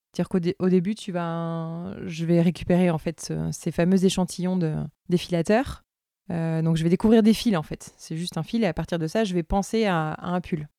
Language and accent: French; Toulouse, Occitania, France; moved away as an adult; now in Loire, France; j'étais originaire du Tarn euh, de Toulouse